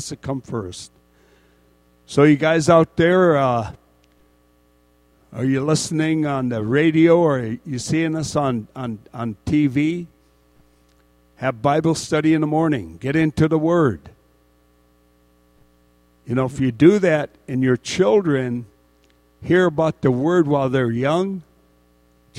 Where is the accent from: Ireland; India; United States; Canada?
United States; Dillingham, Alaska; moved away; I'm originally from Dillingham